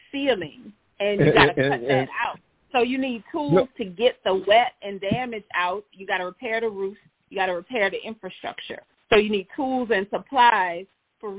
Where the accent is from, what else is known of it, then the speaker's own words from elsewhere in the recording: New Orleans, Louisiana, United States; we are from New Orleans